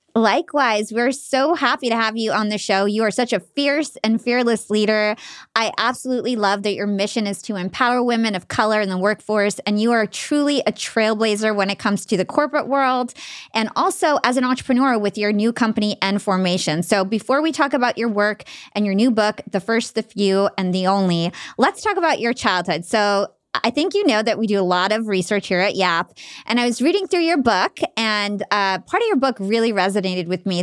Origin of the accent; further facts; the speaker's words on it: New Jersey, United States; to the Arab community, even in New Jersey, I felt like I was too American to fit